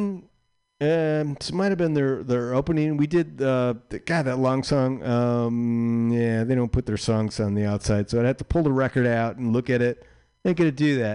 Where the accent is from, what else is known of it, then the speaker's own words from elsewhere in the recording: Chicago, Illinois, United States; I grew up in Chicago. I was like outside Chicago, but my grandparents, all my grand folks and my dad lived in Chicago, so I was like in Chicago a lot.